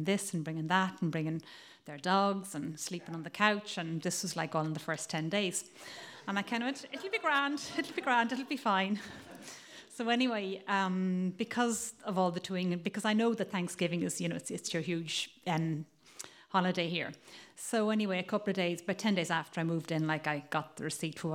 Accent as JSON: {"language": "English", "country": "Ireland", "also_born_or_lived": "Italy", "accent": "Irish", "moved": "as an adult", "lives_now": "Provincetown, United States", "said": "as you can probably tell from my accent, I'm Irish"}